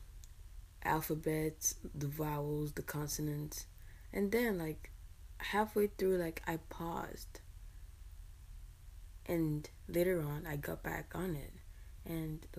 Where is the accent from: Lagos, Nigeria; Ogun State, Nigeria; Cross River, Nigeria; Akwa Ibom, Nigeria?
Cross River, Nigeria; Calabar; first language English; now in United States; I'm from Cross River, Calabar, Nigeria